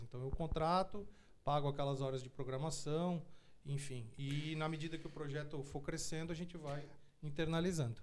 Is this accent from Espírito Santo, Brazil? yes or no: no; Tubarão, Santa Catarina, Brazil; E eu e meus irmãos somos naturais de Tubarão, do sul ah, do de estado.